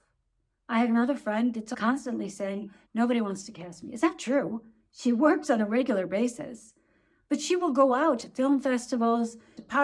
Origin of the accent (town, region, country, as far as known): United States; moved away as an adult; now in Germany